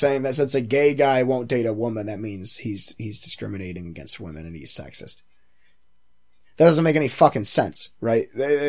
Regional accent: Canada; I mean, I'm Canadian

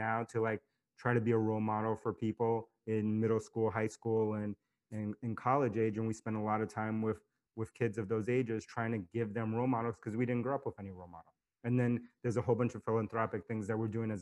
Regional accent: New York City, New York, United States; I grew up in New York City

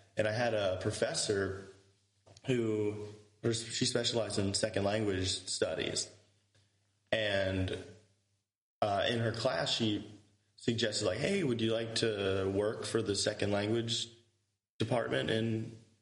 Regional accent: Yuma, Arizona, United States; first language English; also born or lived in St. Louis, Missouri / Houston, Texas; now in Tauragė, Lithuania; I was born in St. Louis, Missouri. And then when I was really little, my family moved to Yuma, Arizona

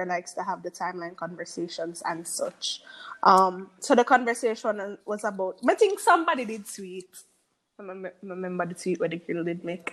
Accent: Jamaica; We're all Jamaican

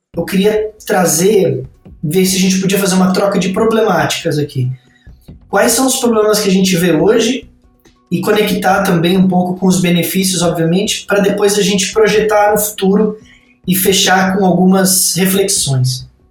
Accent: São Bernardo do Campo, São Paulo, Brazil; sou nascido no ABC de São Paulo, São Bernardo, e eu vivi a maior parte da minha vida é, em São Paulo e no interior de São Paulo, muito próximo.

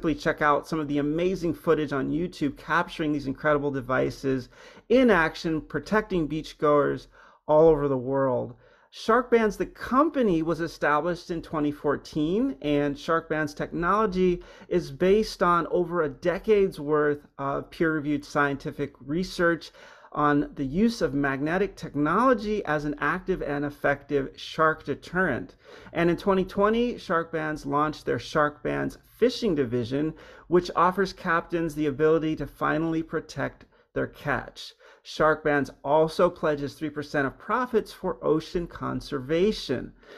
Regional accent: Hawaii, United States; moved away; I grew up in Hawaii, but I'd been away for a long time, and we moved back a few years ago

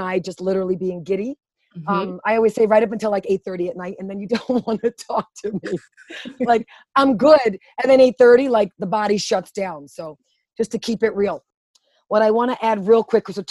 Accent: New York City, New York, United States; moved away as an adult; Born and raised in Brooklyn, you can kind of hear it in my voice

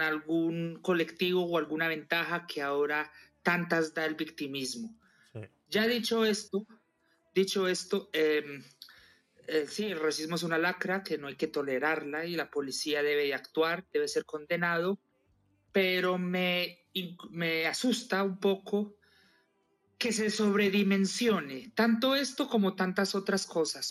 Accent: Colombia; moved away as an adult; now in Madrid, Spain; yo soy colombiano, vivo en Madrid, llevo 17 años

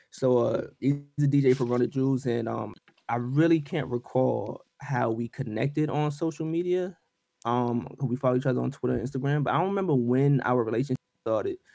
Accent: Brooklyn, New York, United States; born there; Oh, you from BK? I was born in Brooklyn, so that's

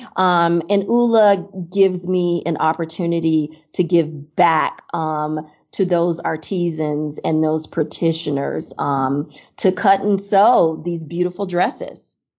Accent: Miami, Florida, United States; moved away as an adult; also born or lived in Chicago / New York; now in Seattle, United States; I grew up in Miami, Florida

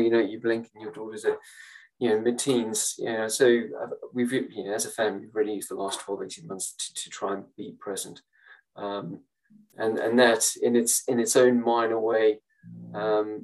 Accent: South Africa; moved away; I grew up in South Africa during apartheid.

